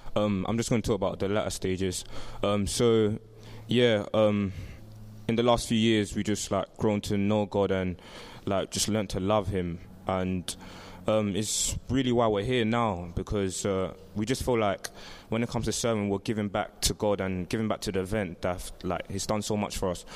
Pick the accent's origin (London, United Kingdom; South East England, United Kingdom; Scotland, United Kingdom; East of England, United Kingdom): London, United Kingdom; I'm from Southwest London. I live in Brixton